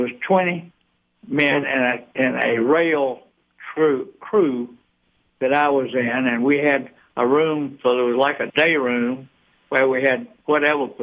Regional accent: Eatonton, Georgia, United States; now in Atlanta, United States; I grew up in Eatonton, but I'm and been in Atlanta since 1953, so I'm an Atlantan

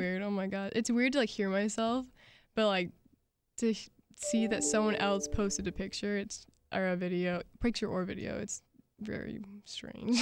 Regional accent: Jacksonville, Florida, United States; I'm from Jacksonville

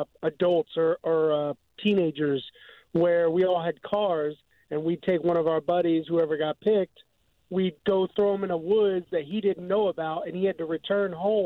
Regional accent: Dallas, Texas, United States; moved away as an adult; now in Jacksonville, United States; I'm actually from Dallas, Texas.

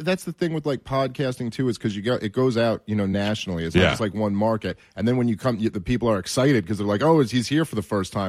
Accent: New York City, New York, United States; You know, I've been born and raised in New York City.

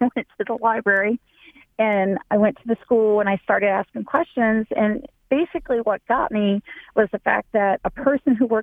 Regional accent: Hamilton, Ohio, United States; moved away; also born or lived in Florida; I grew up in Hamilton, Ohio

